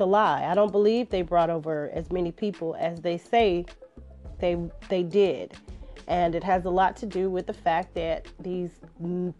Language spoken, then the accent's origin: English; Shreveport, Louisiana, United States; I'm from Louisiana. I'm from Shreveport